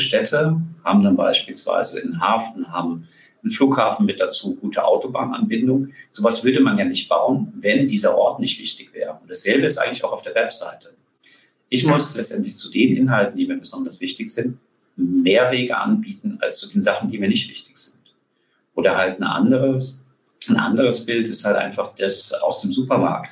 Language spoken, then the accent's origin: German; South Hesse, Germany; moved away as an adult; now in Berlin, Germany; Ich bin auch in Südhessen groß geworden, dort ganz, ganz lange gelebt.